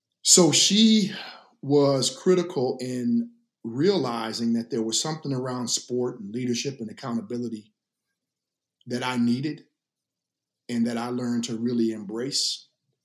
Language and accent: English; the South, United States; I was raised in the South for my formative years